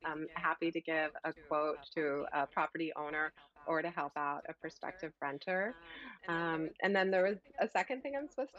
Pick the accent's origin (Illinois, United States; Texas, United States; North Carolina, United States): Illinois, United States; Chicago; now in Los Angeles, United States; I'm from Chicago